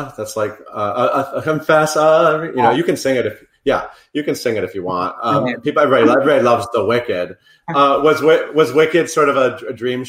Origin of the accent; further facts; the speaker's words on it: Connecticut, United States; Probably like me, I grew up in Connecticut too.